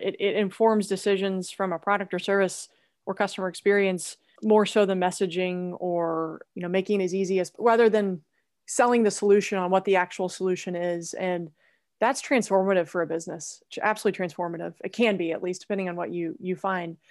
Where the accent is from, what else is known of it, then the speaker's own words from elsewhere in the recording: Oklahoma, United States; moved away as an adult; also born or lived in Indiana; born and raised in Oklahoma